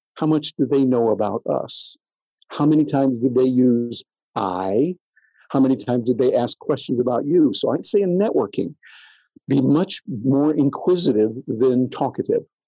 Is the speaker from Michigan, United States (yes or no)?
yes; near Jackson, Michigan, United States; I grew up in Michigan, small little country town there in Michigan, as you know, right outside Jackson